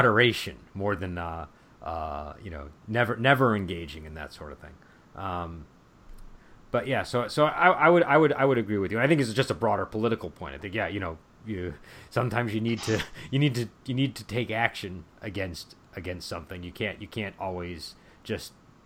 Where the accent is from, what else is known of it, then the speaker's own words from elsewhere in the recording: United States; as an American